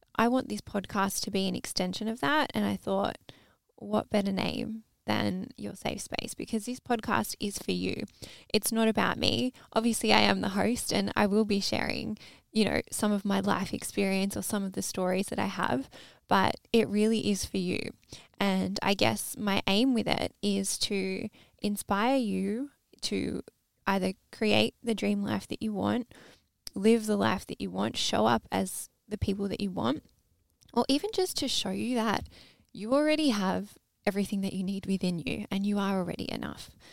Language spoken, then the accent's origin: English; Melbourne, Victoria, Australia; grew up in Melbourne, Australia.